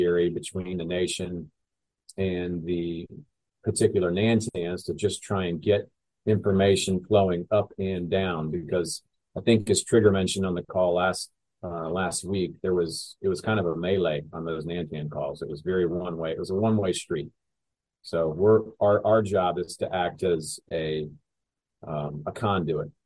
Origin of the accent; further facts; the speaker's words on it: Charlotte, North Carolina, United States; born and raised in Charlotte